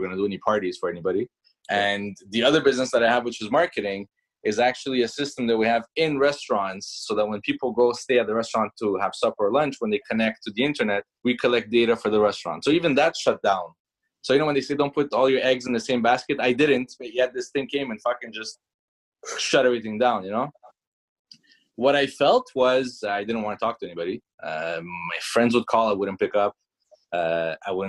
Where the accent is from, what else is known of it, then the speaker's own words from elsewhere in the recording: Canada; English is a second language; also born or lived in Iran; I was born in Iran, came to Canada, I was 8 years old, had to learn French and English